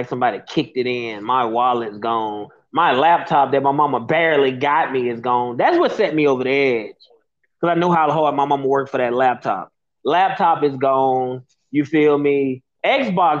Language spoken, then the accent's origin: English; Birmingham, Alabama, United States; I was a kid from Birmingham that was raised in gang culture